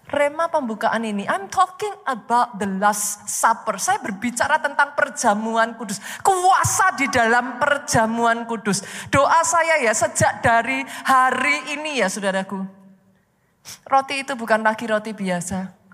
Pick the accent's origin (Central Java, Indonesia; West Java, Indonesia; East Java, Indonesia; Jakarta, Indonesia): Central Java, Indonesia; Surakarta; accent: Javanese; Maaf saya dari Solo, saudaraku. Bahasa Jawanya masih keluar.